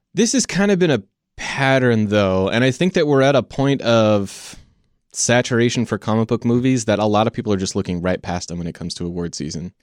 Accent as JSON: {"language": "English", "country": "United States", "said": "we as American cinema goers"}